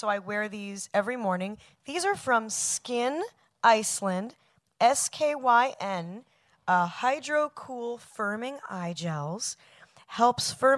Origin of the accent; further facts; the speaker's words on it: Manhattan Beach, California, United States; moved away; also born or lived in New York City; I was born in Manhattan Beach, California